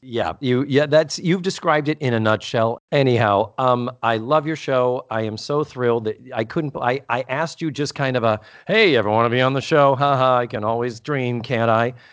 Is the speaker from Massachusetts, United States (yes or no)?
yes; Brockton, Massachusetts, United States; I grew up in beautiful Brockton, Massachusetts